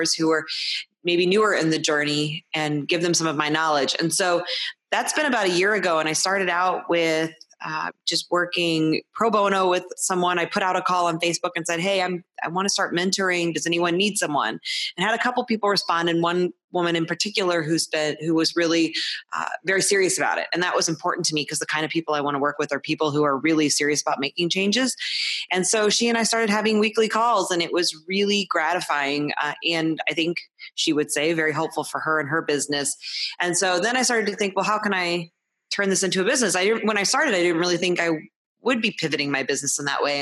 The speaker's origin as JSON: {"language": "English", "town": "St. Louis", "region": "Missouri", "country": "United States", "also_born_or_lived": "California / Iowa", "said": "I'm from St. Louis, Missouri, and I've lived here the bulk of my life, although I've moved to California and Iowa at different times, but I'm back now."}